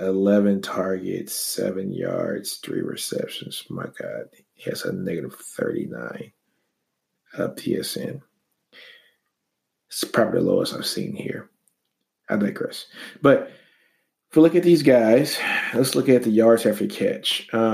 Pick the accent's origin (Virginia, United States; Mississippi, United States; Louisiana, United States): Louisiana, United States; moved away as an adult; also born or lived in Texas; That's why I'm drinking Shiner, because I'm from Texas. Long story, I'm from Louisiana, but I went to school at the University of Texas.